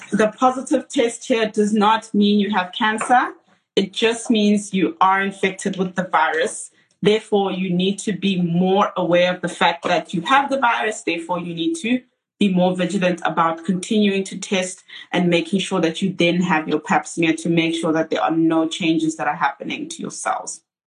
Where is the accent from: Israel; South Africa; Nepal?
South Africa; as South African women